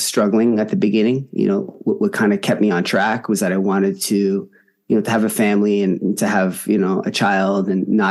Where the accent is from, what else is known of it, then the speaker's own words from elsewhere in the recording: Toronto, Ontario, Canada; I'm from Toronto, Canada